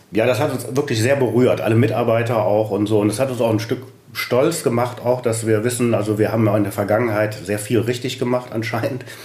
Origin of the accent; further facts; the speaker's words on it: Düsseldorf, North Rhine-Westphalia, Germany; Ich bin gebürtiger Düsseldorf, lebe in Pempelfort